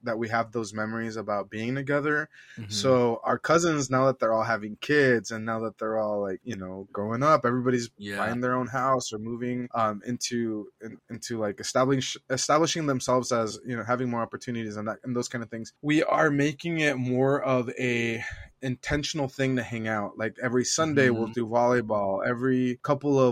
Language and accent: English; United States; growing up in Farmway Village, which was a migrant housing community.